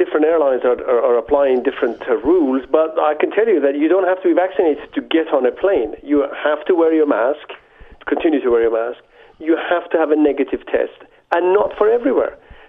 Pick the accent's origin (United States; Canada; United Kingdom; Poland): United Kingdom; now in France; I have a vested interest in this because I live in France, although I'm a British subject, and I have all my immediate family in Toronto and Montreal.